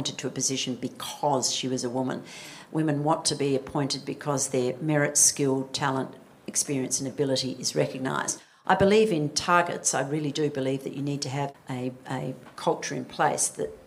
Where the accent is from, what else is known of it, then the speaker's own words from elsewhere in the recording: Western Australia, Australia; I come from Western Australia